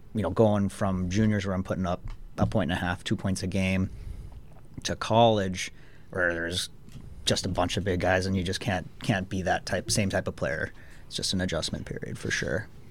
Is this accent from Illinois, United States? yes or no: no; International Falls, Minnesota, United States; moved away as an adult; now in Danbury, United States; I am from Minnesota, not from the Twin Cities. I'm from International Falls, which is right on the Canadian border